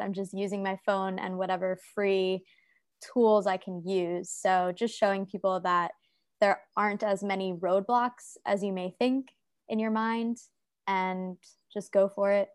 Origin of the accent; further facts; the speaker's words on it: United States; moved away as an adult; also born or lived in New York City, United States; now in Saigon, Vietnam; I'm from America.